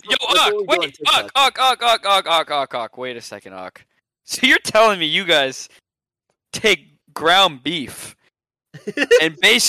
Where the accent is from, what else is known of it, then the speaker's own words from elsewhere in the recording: Ohio, United States; It's my first time visiting New York City. I come from Ohio.